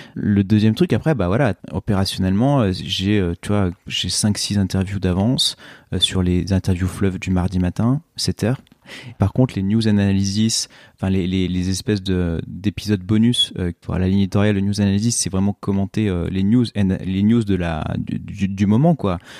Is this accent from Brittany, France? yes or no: no; Oyonnax, Auvergne-Rhône-Alpes, France; j'ai grandi à Oyonnax dans l'Ain